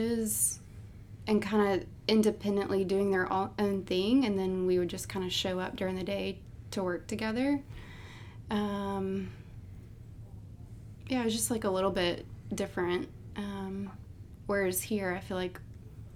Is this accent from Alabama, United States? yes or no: yes; Montgomery, Alabama, United States; moved away as an adult; also born or lived in Auburn, Alabama; now in Birmingham, United States; I moved from Montgomery to Auburn